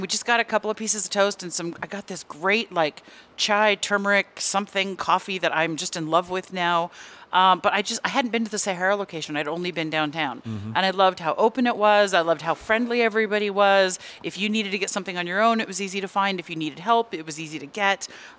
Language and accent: English; Bay Area, California, United States; moved away; also born or lived in Los Angeles; I'm from the Bay Area. I have lived in Los Angeles